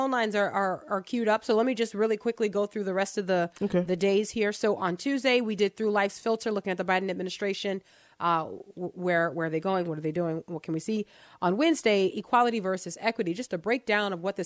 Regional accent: Texas, United States; I am a Texan.

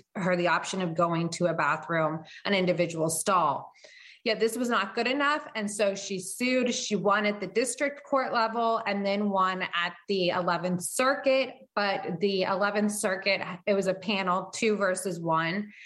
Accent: Florida, United States; moved away; a public school in Florida, which is my home state.

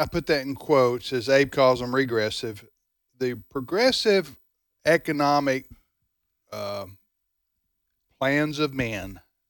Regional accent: the South, United States; As a Southerner, I get tired of everything negative being called, quote, going south.

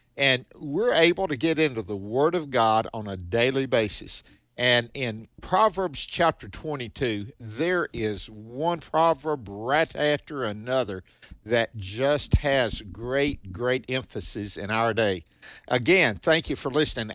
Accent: the South, United States; growing up, now I'm from the South, and the Grand Ole Opry was big down here

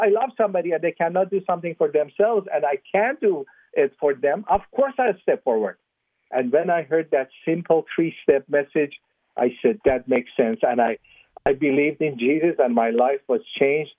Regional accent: Iran; moved away as an adult; also born or lived in Southern California; I was born in Iran as a Muslim

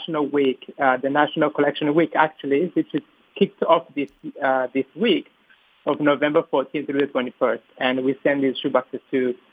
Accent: Rwanda; I'm originally from Rwanda, East Africa

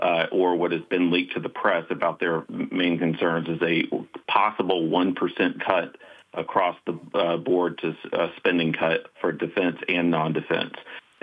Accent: South Carolina, United States; moved away as an adult; now in Washington, DC, United States; Chairman Floyd Spence of South Carolina, my hometown congressman.

